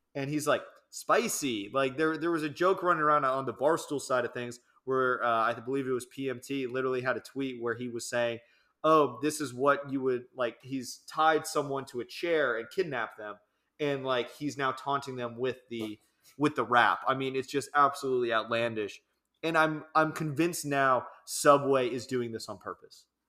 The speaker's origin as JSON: {"language": "English", "region": "New Jersey", "country": "United States", "said": "they're essentially my hometown team, being from New Jersey, the New York Giants."}